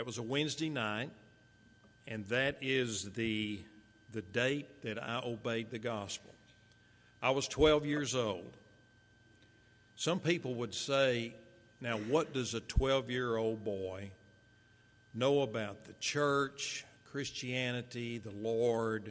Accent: Marshall, Texas, United States; also born or lived in Fort Worth, Texas; So following my dad's death, my mother, my little brother, myself, we moved from Fort Worth to Marshall

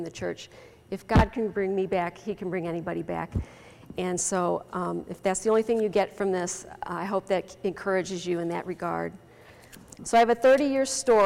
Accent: University City, Missouri, United States; also born or lived in Florissant; I grew up in St. Patrick in University City, went to that grade school for 8 years

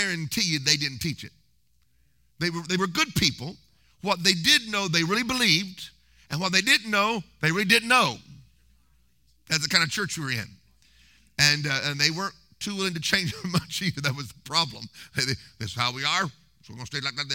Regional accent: Tulsa, Oklahoma, United States; We lived like 3 miles from Hagin's ministry in Oklahoma. I was born in Tulsa

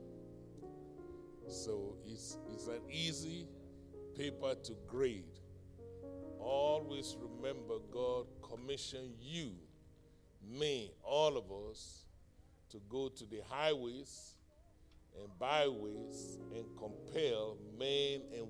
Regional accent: United States; my hometown in Carfax

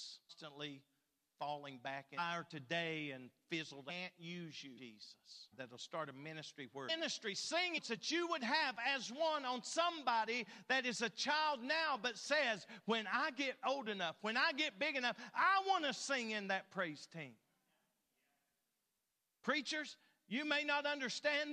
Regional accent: Phelps, Kentucky, United States; I'm from Phelps, Kentucky

